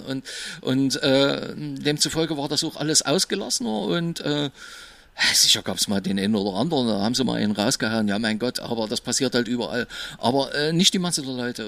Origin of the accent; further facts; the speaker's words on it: Berlin, Germany; bei uns im Osten in Berlin